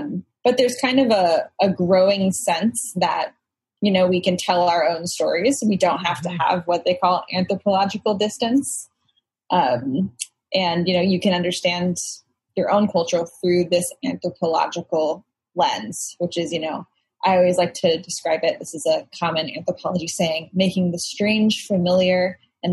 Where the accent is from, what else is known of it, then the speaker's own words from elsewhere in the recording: Texas, United States; moved away as an adult; also born or lived in Illinois; now in New York, United States; I'm from Illinois, but grew up in Texas.